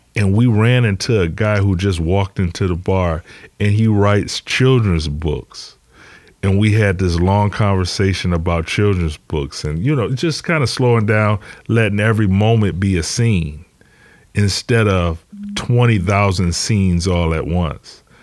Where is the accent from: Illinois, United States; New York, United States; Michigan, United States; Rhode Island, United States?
Michigan, United States; Detroit; I'm from Detroit